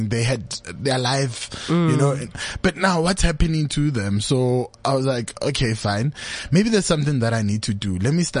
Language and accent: English; Netherlands; now in Roodepoort, South Africa; So I'm originally from Netherlands, but yeah. I moved, so I stay in Roodepoort.